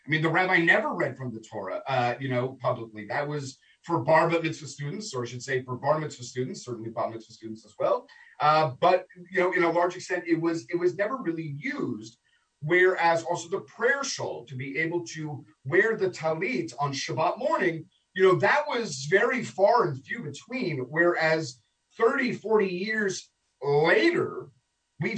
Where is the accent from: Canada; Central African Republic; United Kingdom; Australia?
Canada; Toronto, Ontario; now in Stuart, United States; my former host country of Canada, of growing up in Toronto